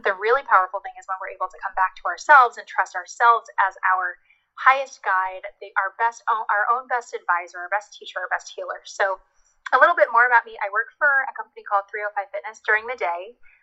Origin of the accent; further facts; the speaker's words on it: New Jersey, United States; moved away as an adult; also born or lived in Washington, D.C. / New York City; I grew up in New Jersey